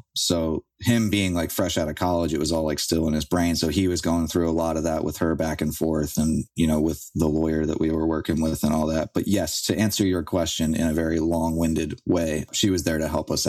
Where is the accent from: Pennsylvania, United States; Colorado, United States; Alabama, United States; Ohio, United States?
Pennsylvania, United States; Philadelphia; I'm from South Philly. I lived there for, you know, 20 years.